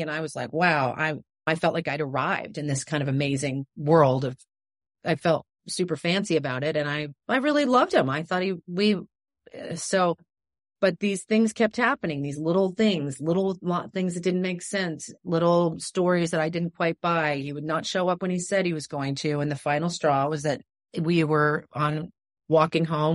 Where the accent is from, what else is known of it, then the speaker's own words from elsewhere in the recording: New York, United States; moved away; I loved growing up in New York.